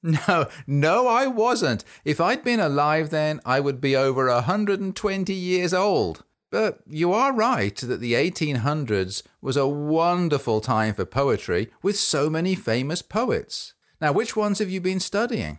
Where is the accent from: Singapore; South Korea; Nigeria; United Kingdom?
United Kingdom; England; I grew up in England, which is a country in Europe.